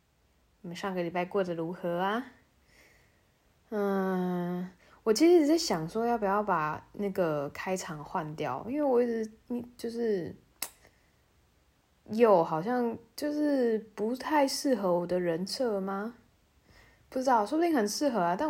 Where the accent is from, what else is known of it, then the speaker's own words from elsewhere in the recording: Tainan, Taiwan; moved away as an adult; now in Germany; 反正我在台湾，应该说，我大部分骑脚踏车时间都是在我老家，就是在台南。然后是一个，我我我老家在算是半郊区吧，